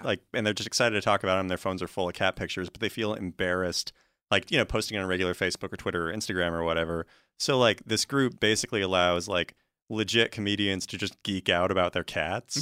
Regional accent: Washington, United States; I'm from Washington State

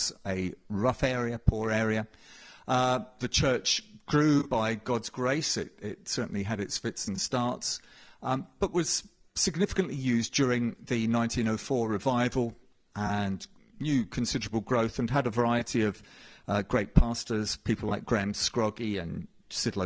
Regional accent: Cambridge, East of England, United Kingdom; accent: English; now in Scotland, United Kingdom; I was born in Cambridge, where my father was pastoring

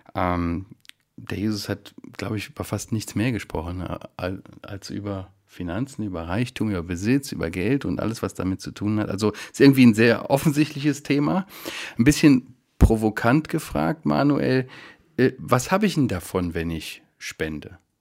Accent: Germany; wir Deutschen

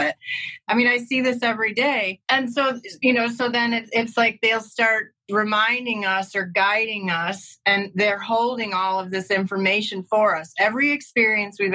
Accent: Chicago, Illinois, United States; also born or lived in San Francisco / Oakland; now in Los Angeles, United States; I'm from Chicago originally

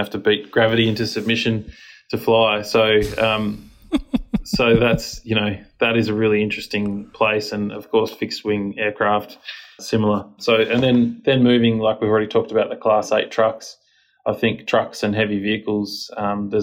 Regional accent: Australia; our country is quite small

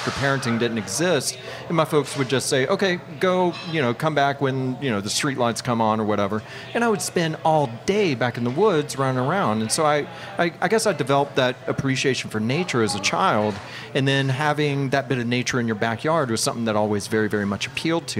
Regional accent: North Alabama, United States; moved away as an adult; also born or lived in New Zealand; I grew up in North Alabama

